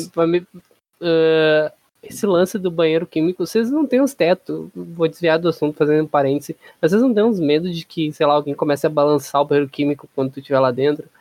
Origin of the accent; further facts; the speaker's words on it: Brazil; como bom brasileiro